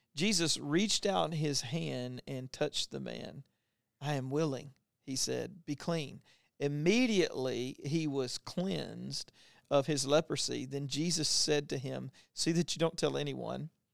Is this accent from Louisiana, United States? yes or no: yes; Louisiana, United States; I grew up in Louisiana who had, like, the last leper colony